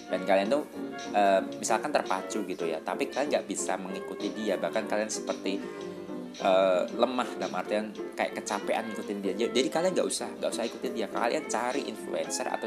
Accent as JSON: {"language": "Indonesian", "region": "Bali", "country": "Indonesia", "tie": "born or raised there", "said": "saya juga dari kecil kan udah di Bali"}